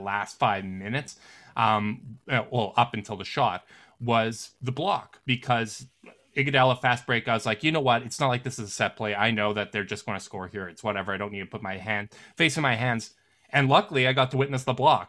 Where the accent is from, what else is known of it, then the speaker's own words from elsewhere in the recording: Winnipeg, Manitoba, Canada; I'm from Canada, born and raised Winnipeg.